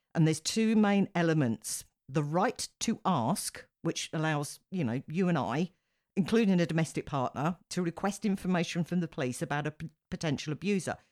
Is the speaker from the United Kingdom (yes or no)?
yes; United Kingdom; as a Brit